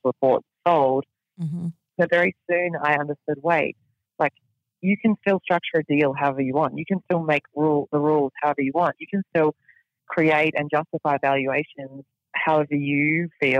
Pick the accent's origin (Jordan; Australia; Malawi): Australia; now in United States; I'm still an Australian citizen, and then I'm a resident of the United States